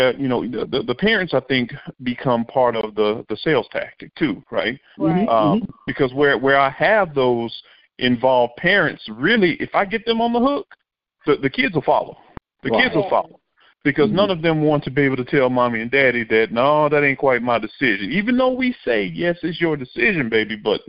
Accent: Monroe, Louisiana, United States; as a young man growing up in Monroe, Louisiana

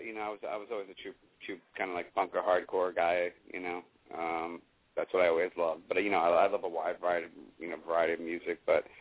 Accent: New York City, New York, United States; moved away as an adult; also born or lived in Jackson Heights; now in California, United States; You know, I grew up in Queens.

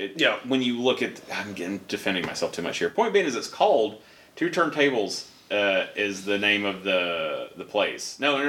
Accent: Alabama, United States; moved away; I'm from Alabama

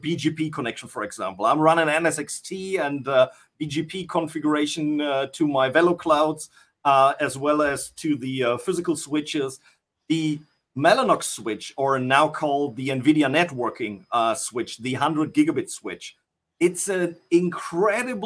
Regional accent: North Rhine-Westphalia, Germany; I'm from good old Germany

